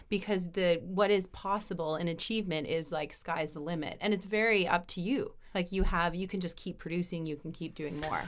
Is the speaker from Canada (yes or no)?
yes; Canada; now in Europe; being a Canadian, now being in Europe